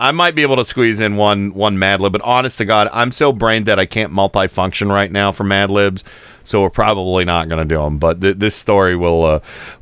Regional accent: Youngstown, Ohio, United States; now in Cleveland, United States; I grew up on Youngstown television

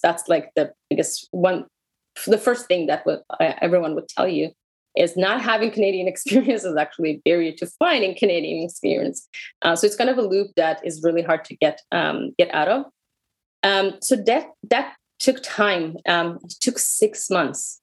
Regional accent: Israel; English is a second language; moved away as an adult; also born or lived in Russia; I moved to Israel from Russia when I was a small kid. Uh, lived in Israel for 25 years

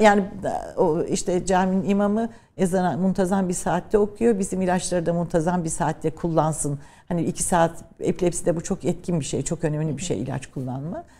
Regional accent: Ankara, Turkey; also born or lived in Trabzon / Birmingham, United Kingdom; Memleketim olması benim için önemliydi ama ben tabii daha çok Ankara'da büyüdüm. İşte eğitim, ilkokul, ortaokul, liseyi Ankara'da

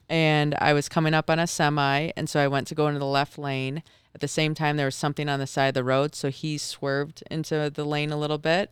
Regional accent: Michigan, United States; moved away as an adult; now in Park City, United States; I grew up in Michigan

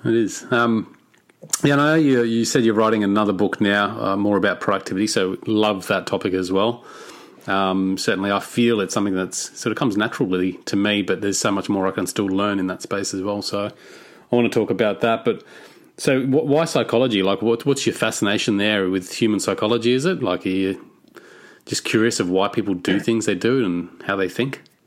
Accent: Cairns, Queensland, Australia; I'm from Cairns, which I'm not sure if you're familiar with. But Cairns is at the north of Australia, very tropical, very humid

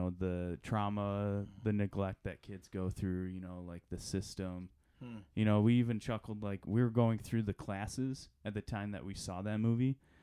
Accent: Traverse City, Michigan, United States; moved away as an adult; now in Grand Rapids, United States; I'm originally from Traverse City, Michigan. I grew up there and then came to GR back in 2012, went to Cornerstone University

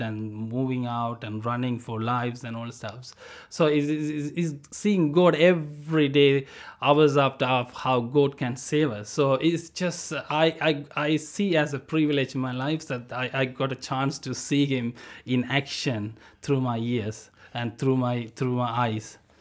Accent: Sri Lanka; I'm from Sri Lanka, so I born in a, um, a war zone

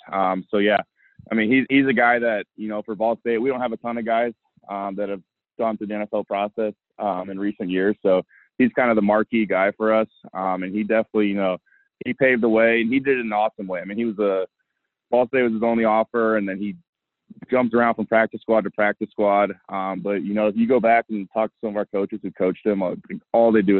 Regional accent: South Bend, Indiana, United States; I'm from South Bend.

